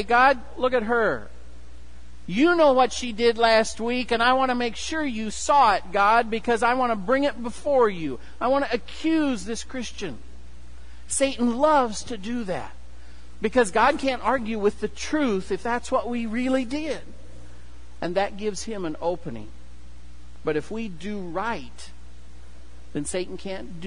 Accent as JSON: {"language": "English", "town": "Kewanee", "region": "Illinois", "country": "United States", "tie": "born or raised there", "moved": "yes", "said": "the farm where I grew up, and we had hogs. My hometown, Kewaunee, is actually the hog capital of the world."}